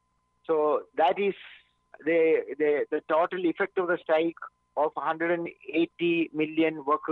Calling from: Mumbai, Maharashtra, India; I'm speaking from Mumbai.

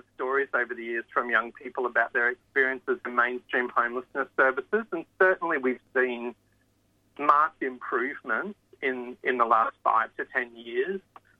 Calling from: New South Wales, Australia; I guess I'm speaking from New South Wales

